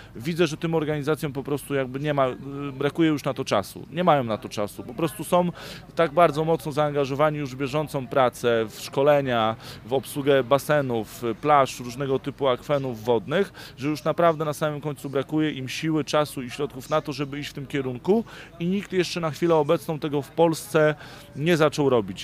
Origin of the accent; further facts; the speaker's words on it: Bydgoszcz, Kuyavian-Pomeranian Voivodeship, Poland; pochodzę z Bydgoszczy